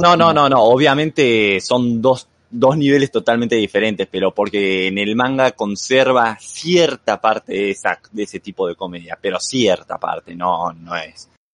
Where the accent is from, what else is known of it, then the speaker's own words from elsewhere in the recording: Argentina; moved away as an adult; now in Mexico; soy de Argentina, o sea, soy argentino, pero actualmente estoy residiendo en México